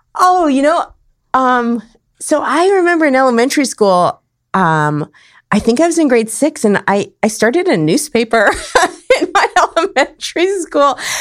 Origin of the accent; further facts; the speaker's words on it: Winnipeg, Manitoba, Canada; moved away as an adult; also born or lived in Saskatchewan / Calgary, Alberta; now in San Diego, United States; I grew up in Winnipeg, the north end of Winnipeg.